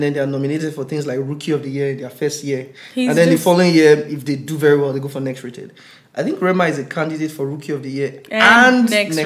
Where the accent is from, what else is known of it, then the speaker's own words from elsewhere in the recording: Nigeria; growing up in Nigeria back then